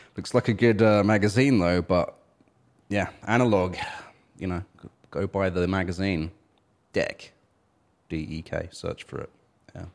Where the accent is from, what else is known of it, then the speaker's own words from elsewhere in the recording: United Kingdom; I'm British, but I don't feel British